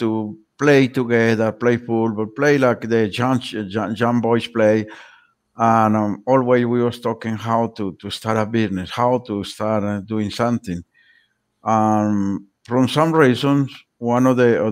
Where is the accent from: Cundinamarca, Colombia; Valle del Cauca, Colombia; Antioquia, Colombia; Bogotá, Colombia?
Valle del Cauca, Colombia; Trujillo; moved away; also born or lived in United Kingdom; I'm born in a small town, in a small village, very close to the mountains, called Trujillo in Colombia. Then I went to primary school.